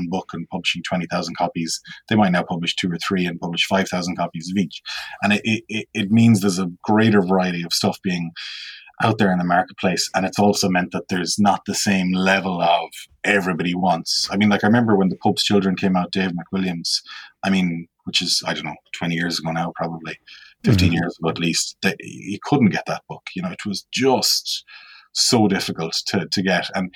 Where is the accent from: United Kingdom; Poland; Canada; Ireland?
Ireland; as a child, particularly growing up on the West Coast